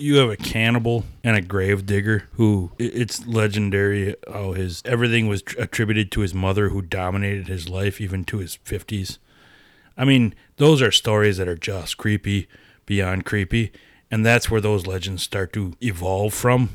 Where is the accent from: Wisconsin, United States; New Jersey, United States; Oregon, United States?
Wisconsin, United States; Appleton; we're from Appleton